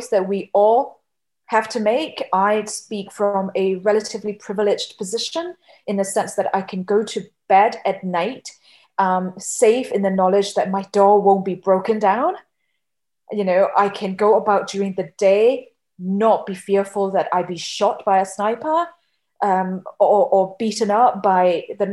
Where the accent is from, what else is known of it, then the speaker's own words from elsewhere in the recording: Yangon, Yangon Region, Myanmar; moved away; growing up in Yangon, Myanmar